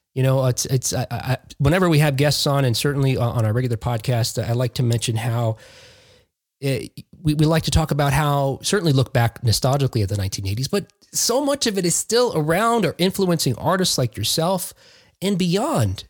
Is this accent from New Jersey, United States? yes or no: yes; Jersey City, New Jersey, United States; moved away; I grew up in Jersey City, New Jersey, before I moved out here. I've lived here for 20 years now